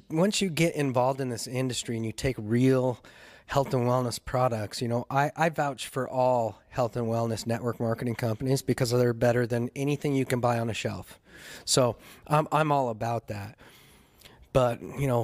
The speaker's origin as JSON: {"language": "English", "town": "Salt Lake City", "region": "Utah", "country": "United States", "tie": "born or raised there", "moved": "yes", "said": "I grew up in Salt Lake City"}